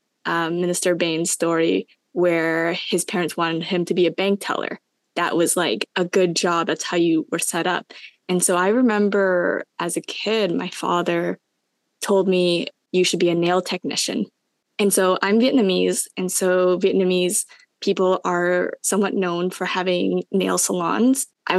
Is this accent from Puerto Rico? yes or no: no; Canada; being a Canadian